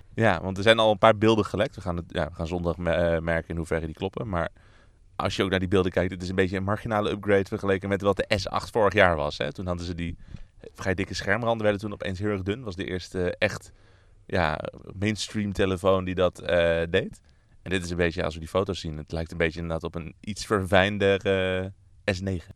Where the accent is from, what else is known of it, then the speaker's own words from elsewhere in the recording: Netherlands; waar wij als Nederlanders niet heel erg naar uit hoeven te kijken